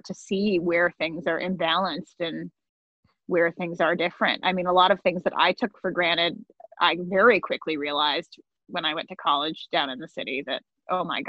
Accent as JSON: {"language": "English", "region": "upstate New York", "country": "United States", "tie": "born or raised there", "said": "a bunch of us alumni who have moved out of my hometown"}